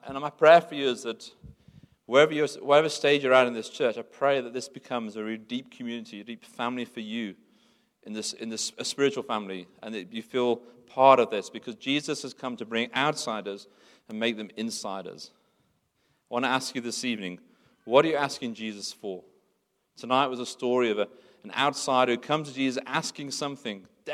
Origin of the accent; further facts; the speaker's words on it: England, United Kingdom; moved away as an adult; now in South Africa; I'm born in England. I speak English. England's my home country.